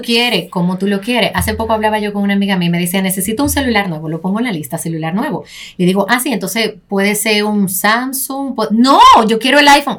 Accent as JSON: {"language": "Spanish", "town": "Santo Domingo", "region": "Distrito Nacional", "country": "Dominican Republic", "tie": "born or raised there", "also_born_or_lived": "Los Mameyes, Santo Domingo Este", "said": "nacimos en Los Mameyes, eso de aquel lado del puente, no sé si han cruzado por ahí. Me quedé ahí hasta mis seis años. Luego de eso nos fuimos a Ensanche la Fe"}